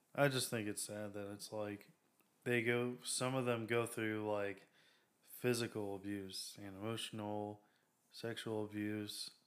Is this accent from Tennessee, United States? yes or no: no; Waxahachie, Texas, United States; We're from Waxahachie.